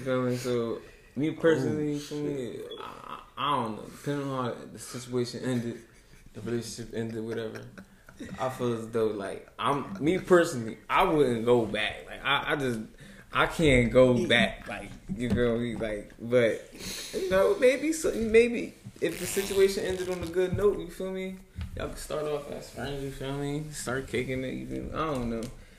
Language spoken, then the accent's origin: English; San Diego, California, United States; I was a young boy, you feel me? Yeah, you know, growing up in San Diego.